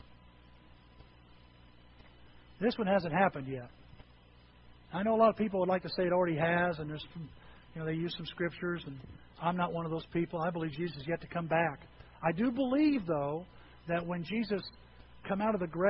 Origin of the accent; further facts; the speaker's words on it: Edwards County, Illinois, United States; moved away; I grew up in Edwards County